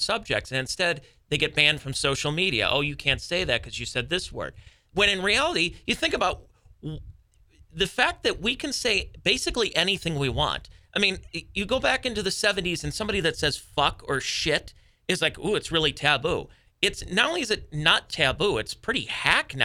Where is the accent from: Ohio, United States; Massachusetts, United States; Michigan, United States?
Ohio, United States; Cleveland; I am being from Cleveland